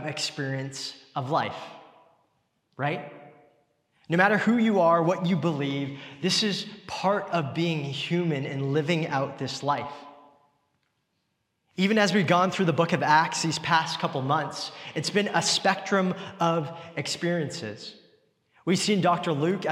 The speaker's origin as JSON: {"language": "English", "town": "Richmond", "region": "British Columbia", "country": "Canada", "tie": "born or raised there", "said": "growing up in Richmond"}